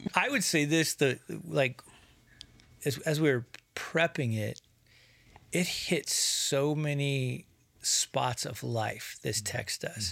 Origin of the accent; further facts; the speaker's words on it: United States; to grow up as American